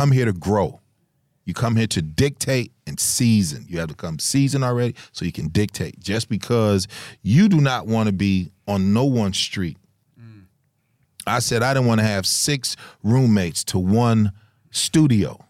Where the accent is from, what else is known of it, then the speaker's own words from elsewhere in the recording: Chicago, Illinois, United States; moved away; we come from Chicago